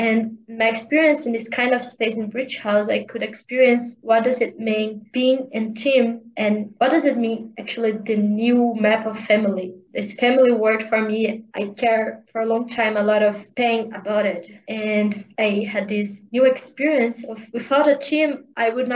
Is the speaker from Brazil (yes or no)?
yes; Brazil; English is a second language; to leave of my parents' house and to live in a different state, in a different country, not country, in a different part of the Brazil